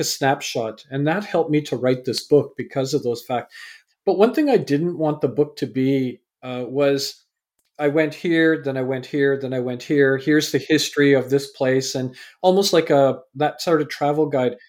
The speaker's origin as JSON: {"language": "English", "town": "Vancouver", "region": "British Columbia", "country": "Canada", "tie": "born or raised there", "also_born_or_lived": "England", "said": "I was born in England, raised in Canada."}